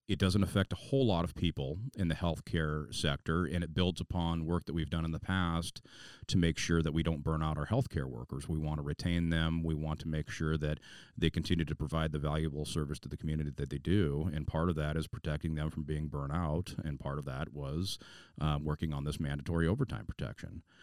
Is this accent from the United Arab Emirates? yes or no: no; Puyallup, Washington, United States; the Puyallup Armory was my hometown armory